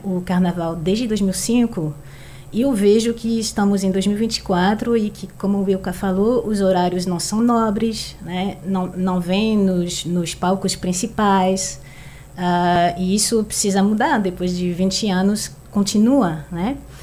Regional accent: France; Portuguese is a second language; now in Recife, Brazil; não sou brasileira, sou francesa

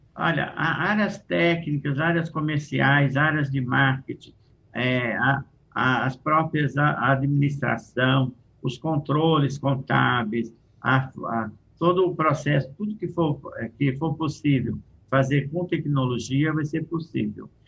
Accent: Brazil; Eu, como brasileiro

